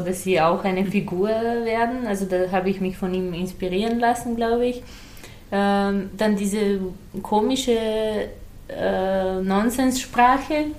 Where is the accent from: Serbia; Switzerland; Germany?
Serbia; born or raised there; first language Serbian; German is a second language; moved away